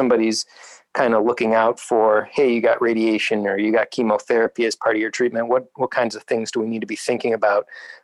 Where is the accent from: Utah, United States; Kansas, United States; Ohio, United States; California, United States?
Ohio, United States; Northeast; I grew up in Northeast Ohio myself.